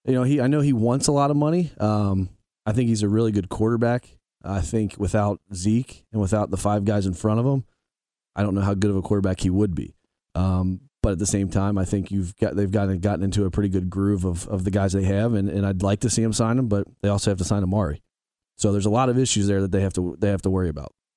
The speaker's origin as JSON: {"language": "English", "region": "Northern Kentucky", "country": "United States", "said": "I'm from Northern Kentucky"}